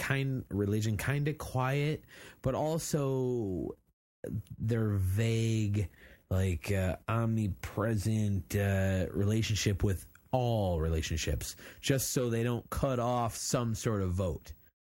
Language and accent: English; just north of Detroit, Michigan, United States; So I'm like, oh, just north of Detroit.